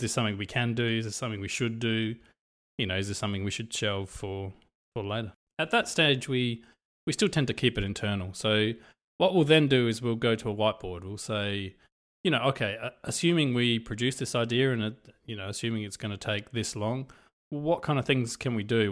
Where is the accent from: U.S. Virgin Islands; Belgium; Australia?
Australia; also born or lived in Europe; I come from Europe. I've kind of grown up in Australia